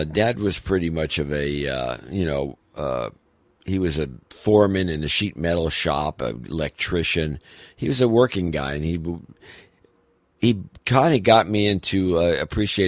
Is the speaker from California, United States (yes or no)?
yes; Southern California, United States; I didn't grow up in L.A. I was born in Southern California